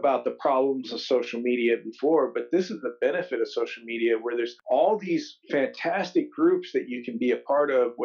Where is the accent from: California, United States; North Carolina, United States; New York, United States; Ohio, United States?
Ohio, United States; I grew up in Ohio